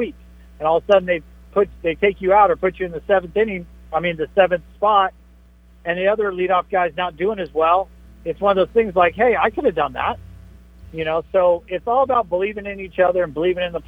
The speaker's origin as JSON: {"language": "English", "town": "San Diego", "region": "California", "country": "United States", "tie": "born or raised there", "said": "I was born in San Diego, so I kind of feel like San Diego is home to me too."}